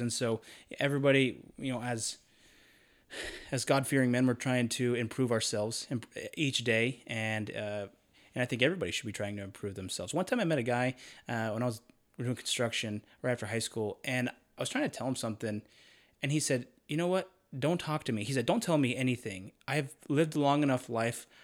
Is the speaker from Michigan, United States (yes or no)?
no; Charlotte, North Carolina, United States; moved away as an adult; also born or lived in Idaho / Utah; I grew up in North Carolina, Charlotte area